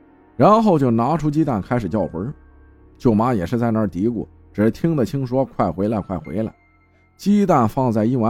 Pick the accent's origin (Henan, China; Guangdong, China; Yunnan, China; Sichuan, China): Yunnan, China; 我们是云南人，苗族，苗族的下蛊是出了名的。